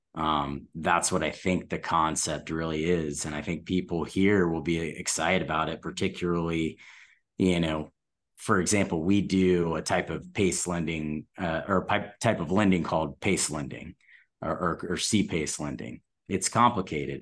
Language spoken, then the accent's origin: English; Atlanta, Georgia, United States; I'm from Atlanta